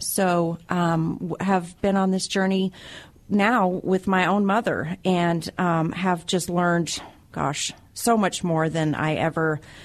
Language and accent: English; Wyoming, United States; moved away; I'm originally from Wyoming